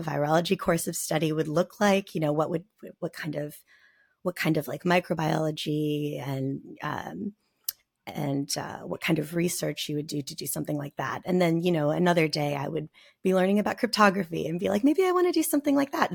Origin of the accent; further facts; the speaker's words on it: Nogales, Arizona, United States; I lived in Nogales, Arizona